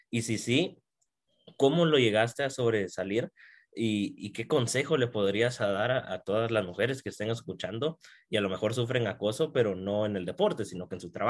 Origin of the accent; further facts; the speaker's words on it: Guatemala; yo soy de Guatemala, evidentemente no, no nunca he viajado a, Colombia, pero acá en Guatemala el racquetball